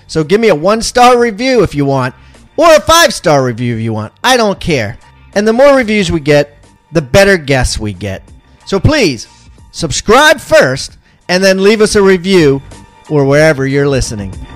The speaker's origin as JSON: {"language": "English", "region": "Maryland", "country": "United States", "said": "I'm from Maryland"}